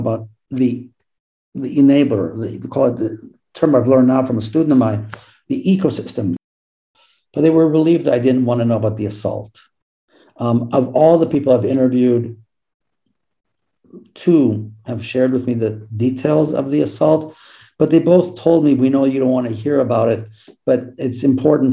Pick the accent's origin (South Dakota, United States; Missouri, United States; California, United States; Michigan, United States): Michigan, United States; Ann Arbor; now in Salt Lake City, United States; I grew up in Ann Arbor, Michigan